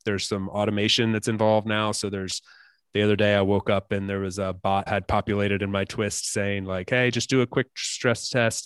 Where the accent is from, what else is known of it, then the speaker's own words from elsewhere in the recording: United States; as an American